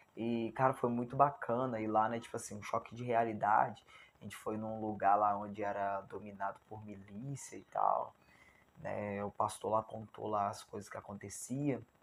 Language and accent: Portuguese; Barra Mansa, Rio de Janeiro, Brazil; Eu moro em Barra Mansa, né? Estado do Rio de Janeiro, né? Sou fluminense. E eu nunca tinha saído